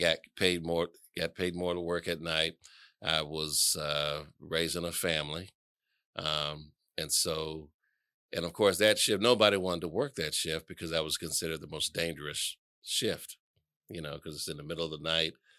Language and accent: English; Atlanta, Georgia, United States; I was born and raised here in Atlanta